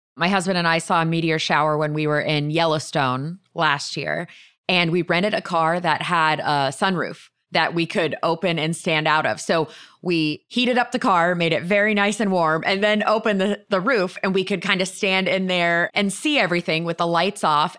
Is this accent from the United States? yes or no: yes; Florida, United States; I grew up in Florida